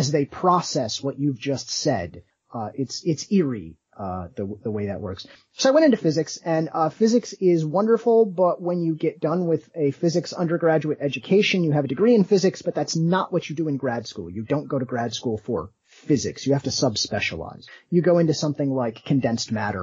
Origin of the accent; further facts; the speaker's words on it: South Bend, Indiana, United States; growing up in South Bend, as you go through the public school system